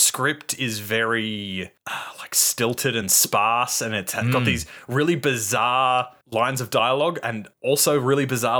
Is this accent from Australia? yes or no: yes; Macedon, Victoria, Australia; I grew up in Macedon.